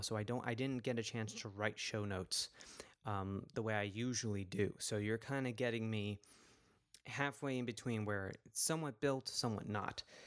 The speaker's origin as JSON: {"language": "English", "town": "New York City", "region": "New York", "country": "United States", "tie": "born or raised there", "said": "my hometown"}